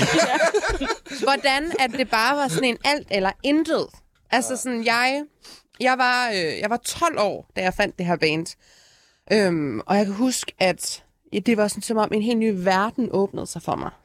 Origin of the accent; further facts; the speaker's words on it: Aalborg, North Denmark Region, Denmark; jeg er fra Aalborg